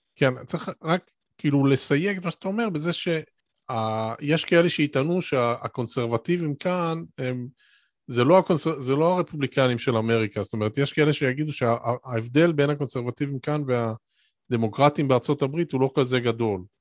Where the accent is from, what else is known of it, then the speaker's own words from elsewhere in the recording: Israel; moved away as an adult; now in Cambridge, United Kingdom; אני ישראלי שגר בקיימברידג'